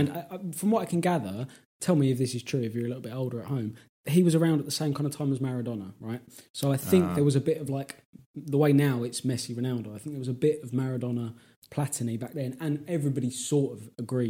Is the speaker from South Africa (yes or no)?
no; England, United Kingdom; as an Englishman.